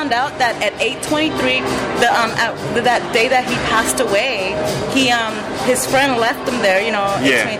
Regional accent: Los Angeles, California, United States; also born or lived in Guatemala; I am from Los Angeles.

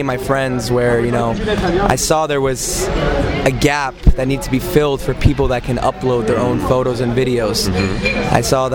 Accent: Los Angeles, California, United States; I'm born here. Family lives in Israel. And we came here. My mother and father came out here when they were about 15 years old.

